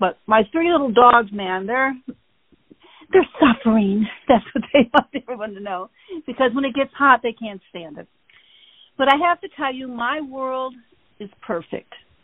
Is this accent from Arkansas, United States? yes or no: no; Michigan, United States; moved away; I grew up in Michigan